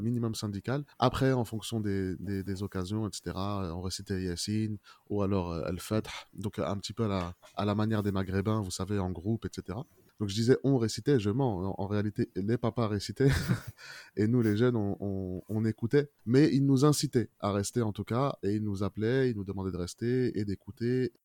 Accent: France; on a grandi en France

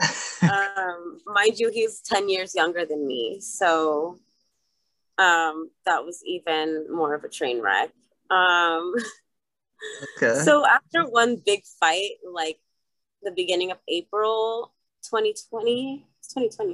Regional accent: Arizona, United States; also born or lived in Los Angeles, California / San Francisco, California; I was born in Los Angeles and raised in Arizona

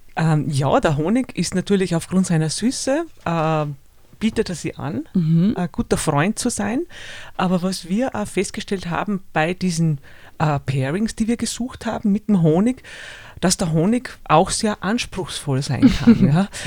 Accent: Salzburger Flachgau, Austria; ich bin in einer Heumilchkäserei aufgewachsen im Salzburger Flachgau

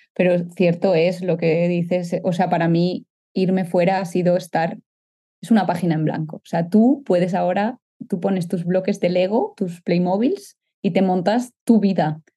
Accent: Catalonia, Spain; moved away as an adult; now in Netherlands; como decimos los catalanes

